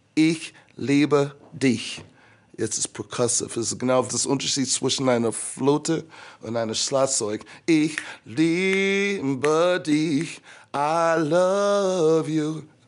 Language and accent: German; United States; first language English; German is a second language; moved away as an adult; now in Munich, Germany; in meiner Kirche in Amerika.